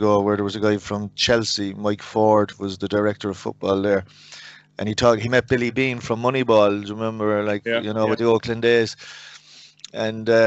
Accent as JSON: {"language": "English", "area": "Cork", "region": "Munster", "country": "Ireland", "said": "I'm originally from Cork"}